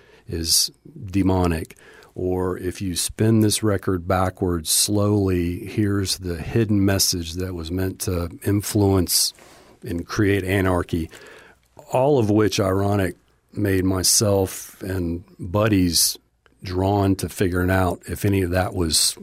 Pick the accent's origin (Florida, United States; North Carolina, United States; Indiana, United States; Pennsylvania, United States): North Carolina, United States; Charlotte; I would classify myself as growing up in Charlotte, North Carolina, mainly because we moved there when I was 12 and stayed there throughout the rest of my years before I moved.